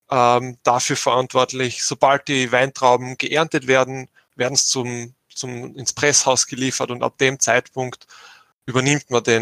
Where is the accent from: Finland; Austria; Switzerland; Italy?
Austria; Burgenland; moved away as an adult; now in New Zealand; ich bin aus dem Burgenland und bin vor dreieinhalb Jahren nach Neuseeland gezogen und wohne jetzt da mit äh, meiner Frau.